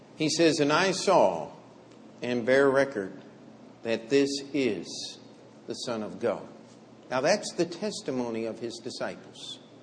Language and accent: English; Finksburg, Maryland, United States; now in New York, United States; I grew up in uh, what we would call small town America, exclamation mark. We did have one stoplight in Finksburg, Maryland